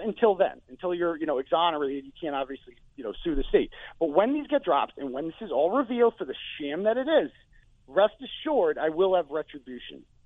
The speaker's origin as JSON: {"language": "English", "town": "Canton", "region": "Massachusetts", "country": "United States", "moved": "yes", "lives_now": "New Hampshire, United States", "said": "even though I live in New Hampshire, I'm originally from Canton"}